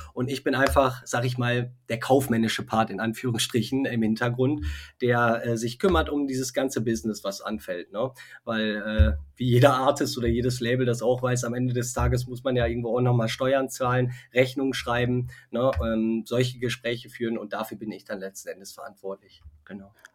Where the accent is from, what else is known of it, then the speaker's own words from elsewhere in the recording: Westmünsterland, North Rhine-Westphalia, Germany; wir kommen aus dem Westmünsterland, ja, aus okay. der Nähe, ähm, sind aber äh, bald auch in Köln ansässig